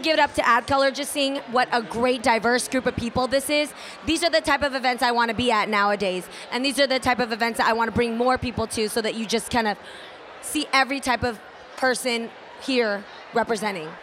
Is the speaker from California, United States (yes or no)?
yes; the Bay Area, California, United States; I grew up in the Bay